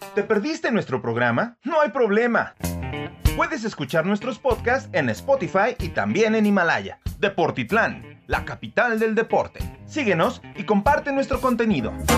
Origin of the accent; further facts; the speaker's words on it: Mexico; para nosotros como mexicanos